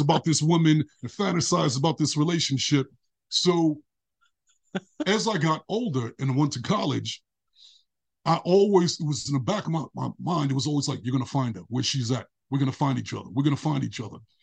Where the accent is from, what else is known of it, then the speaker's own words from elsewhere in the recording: New York City, New York, United States; moved away as an adult; now in California, United States; when I was a kid growing up in Brooklyn, I was surrounded by broken relationships